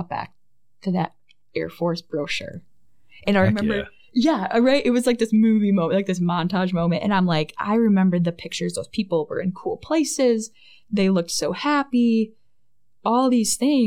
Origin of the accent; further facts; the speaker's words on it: Tecumseh, Michigan, United States; moved away as an adult; also born or lived in North Dakota / Hawaii; now in Wisconsin, United States; I grew up in Tecumseh, Michigan, which is a little southwest of Ann Arbor